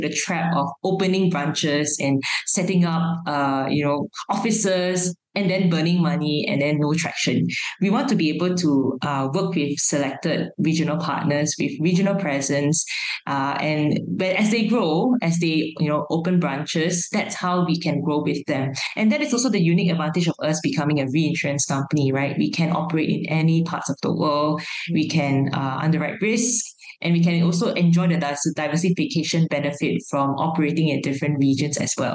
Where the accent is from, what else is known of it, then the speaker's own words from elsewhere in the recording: Malaysia; as Malaysian startups. First of all, we are living in a multi-ethnic, multi-racial country